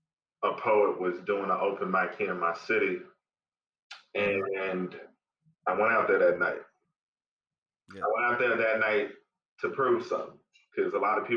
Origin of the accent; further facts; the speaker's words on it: California, United States; born there; My parents were born in Monrovia, Liberia. I was born in California, but a lot of people wouldn't even know that I am like full-blooded.